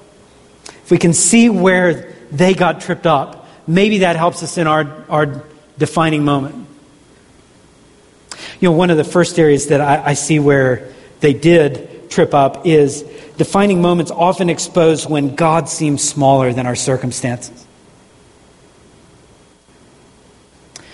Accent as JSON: {"language": "English", "region": "Southeast", "country": "United States", "tie": "born or raised there", "said": "growing up in the Southeast"}